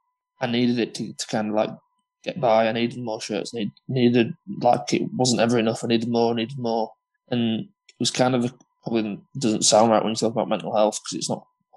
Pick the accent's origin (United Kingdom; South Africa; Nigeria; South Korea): United Kingdom; Huddersfield, Yorkshire and the Humber; from Huddersfield